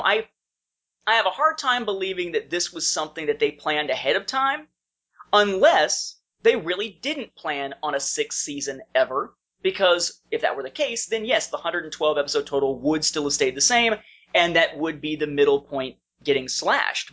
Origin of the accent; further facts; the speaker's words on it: Evansville, Indiana, United States; moved away as an adult; now in Fairburn, United States; when I was in Evansville, Indiana, my hometown, I lived there uh, from the time I was born up until 2002